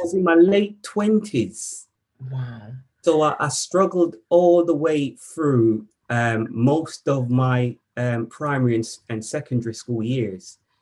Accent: Jamaica; moved away as an adult; So I, I was born in Jamaica mm. um, and I was educated um, in my early early years, I would say. I spent most of my teenage years in Jamaica

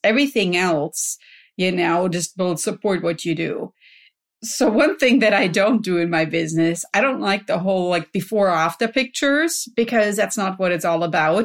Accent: Germany; now in California, United States; I grew up in Germany

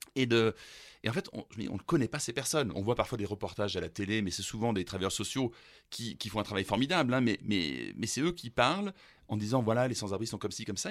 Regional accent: Grenoble, Auvergne-Rhône-Alpes, France; also born or lived in Germany; ma ville d'enfance

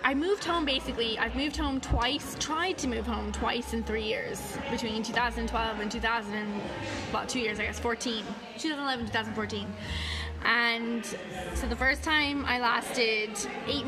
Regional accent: Canada; moved away; home in Canada and my friends

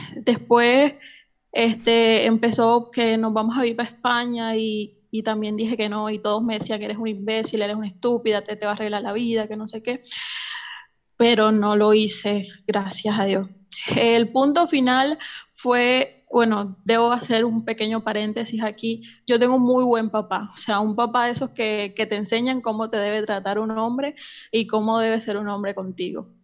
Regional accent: Colombia; moved away as an adult; now in Argentina; hace tres años me vine a vivir a Argentina, soy colombiana

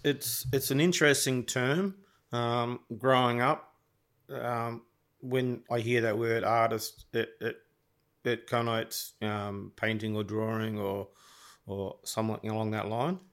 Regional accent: Gold Coast, Queensland, Australia; growing up on the Gold Coast, everyone generally is, like, suntanned

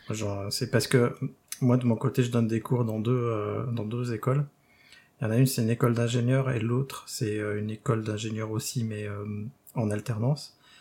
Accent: Rennes, Brittany, France; moved away; depuis que j'ai quitté Rennes.

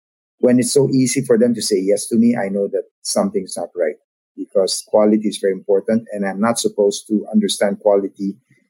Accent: Philippines; So that's a part of being Filipino. Like I said, we understand how we work together.

